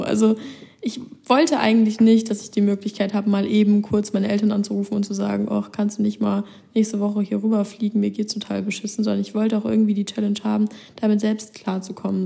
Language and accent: German; Germany; hier als Deutsche